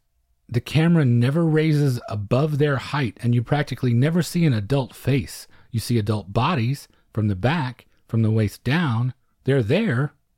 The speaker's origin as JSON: {"language": "English", "region": "Louisiana", "country": "United States", "said": "I'm from Orleans Parish."}